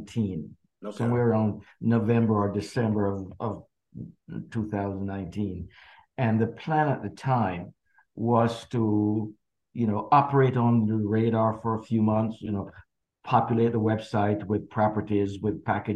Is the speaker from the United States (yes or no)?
no; Jamaica; growing up in Jamaica